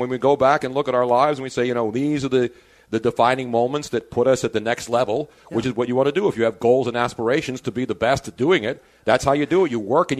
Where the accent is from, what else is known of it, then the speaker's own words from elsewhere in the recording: Philadelphia, Pennsylvania, United States; moved away; I moved back home to Philly